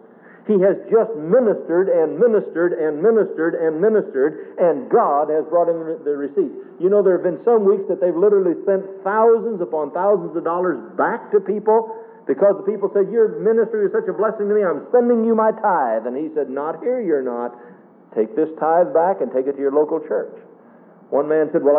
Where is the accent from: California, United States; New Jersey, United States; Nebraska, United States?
Nebraska, United States; my hometown years ago in Nebraska